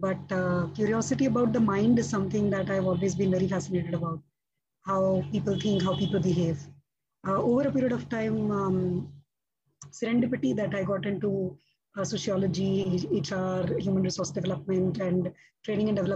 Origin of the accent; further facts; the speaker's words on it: Mumbai, Maharashtra, India; I have been born and raised in Mumbai